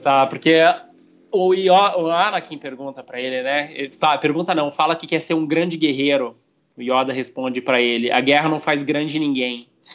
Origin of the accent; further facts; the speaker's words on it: Brazil; a gente é brasileiro